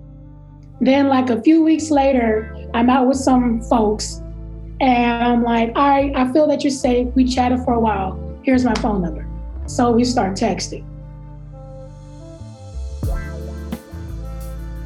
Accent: Texas, United States; You know how people try to treat Texas like we don't believe science.

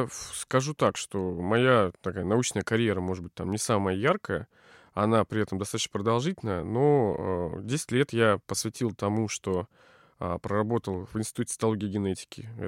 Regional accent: Novosibirsk, Novosibirsk Oblast, Russia; Я, более того, из Академгородка. Я родился прямо вот в лесу

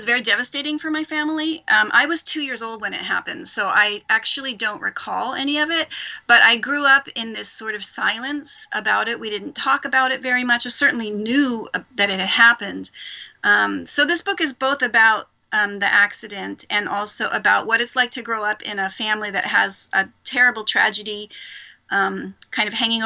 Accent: Philadelphia, Pennsylvania, United States; now in Japan; I'm from Philadelphia. Mm-hmm. That's where I grew up

